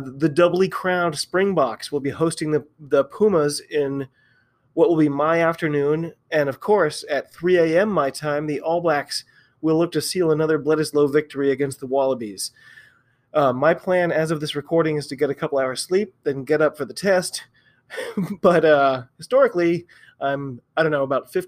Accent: United States; I'm an American rugby fan

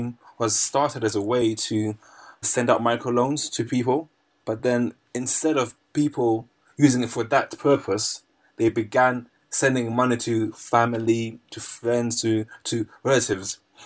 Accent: Zimbabwe; For example, in my home country of Zimbabwe, we have EcoCash, for instance.

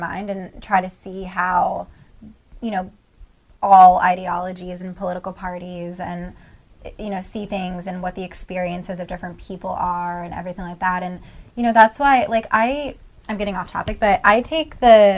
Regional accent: Northeast Ohio, United States; I'm from Northeast Ohio

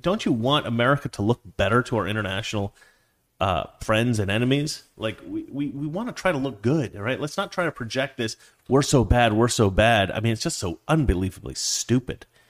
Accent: Portland, Oregon, United States; that's where I'm from. I'm from Oregon

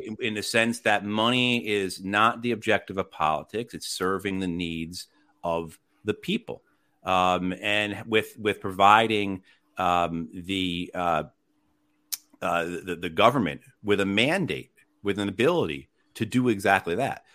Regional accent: New Jersey, United States; moved away as an adult; now in Wake Forest, United States; I'm originally from New Jersey, and then the Marine Corps brought me down here

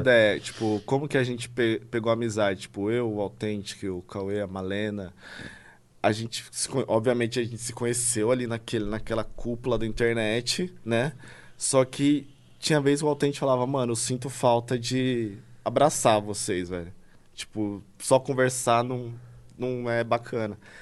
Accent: São Paulo, Brazil; eu cresci na Vila Brasilândia, tá ligado? Ah. Que é um, um local considerado muito perigoso pro paulista

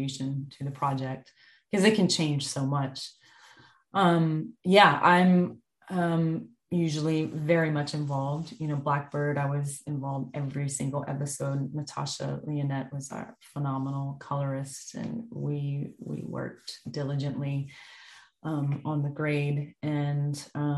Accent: the South, Southern United States, United States; being a Southerner, I hadn't experienced that much winter before.

